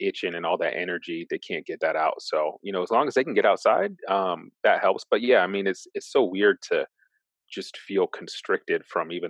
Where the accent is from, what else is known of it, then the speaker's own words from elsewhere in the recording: Lynnwood, Washington, United States; moved away as an adult; also born or lived in Boston; now in Memphis, United States; I grew up in North Seattle, a suburb called Linwood, Washington.